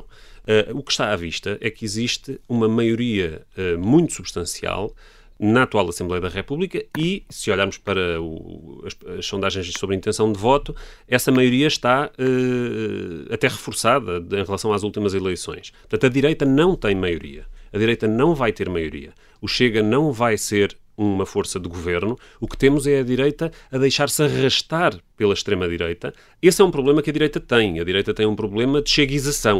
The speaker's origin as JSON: {"language": "Portuguese", "region": "Lisbon", "country": "Portugal", "tie": "born or raised there", "said": "Eu cresci aqui em Alvalade, que é onde estamos"}